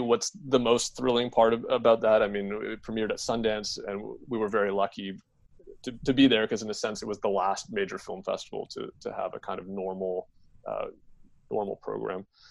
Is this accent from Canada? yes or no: yes; Canada; my identity as a Canadian